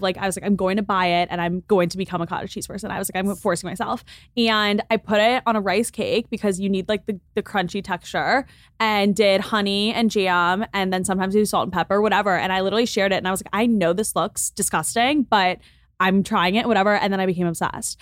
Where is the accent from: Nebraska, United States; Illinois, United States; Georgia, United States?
Illinois, United States; Lake Forest; moved away as an adult; now in Los Angeles, United States; I'm from Lake Forest, Illinois, which is a suburb on the North Shore of Chicago.